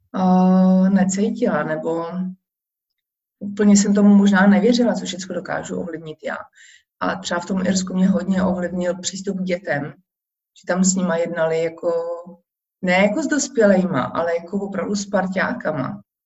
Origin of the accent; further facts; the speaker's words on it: Czechia; moved away as an adult; now in Warsaw, Poland; já když řeknu, že jsem Češka